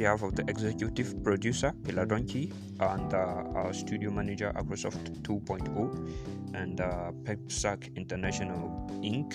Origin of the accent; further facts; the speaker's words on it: Nigeria; as a Nigerian youth